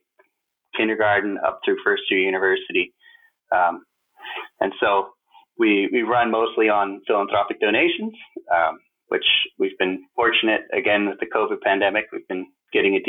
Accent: Calgary, Alberta, Canada; also born or lived in Toronto / Silicon Valley; now in Calgary, Canada; I grew up in Calgary

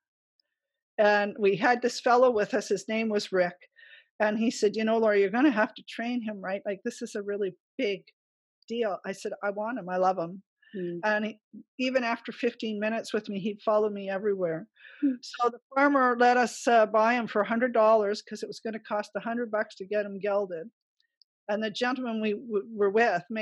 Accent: Ottawa, Ontario, Canada; moved away; also born or lived in British Columbia / Alberta; I grew up in Ottawa in the city

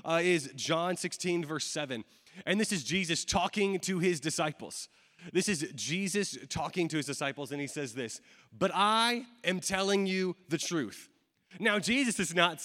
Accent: Atlanta, Georgia, United States; I'm from Atlanta, Georgia

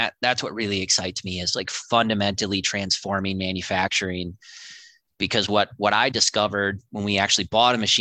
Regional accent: Waukesha, Wisconsin, United States; We grew up in Waukesha, which is kind of a salt of the earth town

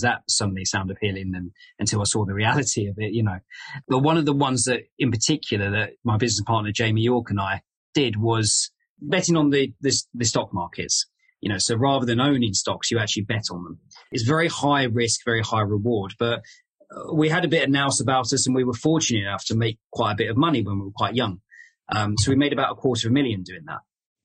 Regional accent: London, United Kingdom; moved away as an adult; now in Leeds, United Kingdom; I grew up in Southeast London.

